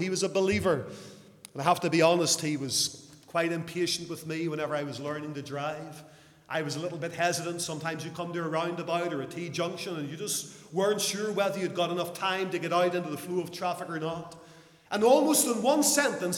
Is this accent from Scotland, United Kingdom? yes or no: no; Lisburn, Northern Ireland, United Kingdom; in Lisburn, my hometown